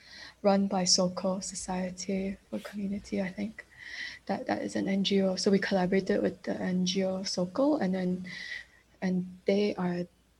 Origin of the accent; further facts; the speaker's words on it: Hong Kong; also born or lived in Beijing; Me coming from a position of growing up in Hong Kong, I actually lived in Beijing for a while as well, and like growing up between many different places, and then where does home actually lie?